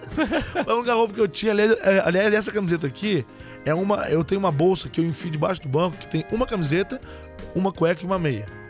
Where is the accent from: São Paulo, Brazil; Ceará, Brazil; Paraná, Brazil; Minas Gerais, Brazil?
Minas Gerais, Brazil; Machado; eu sou de Machado, Minas Gerais